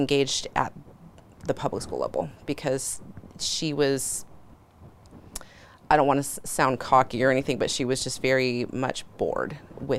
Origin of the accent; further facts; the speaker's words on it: California, United States; moved away as an adult; being born and raised in California and going through the public school system.